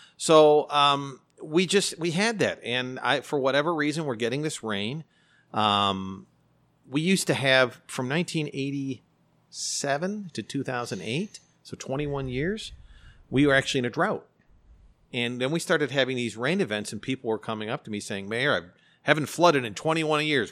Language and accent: English; Elmhurst, Illinois, United States; I love my hometown.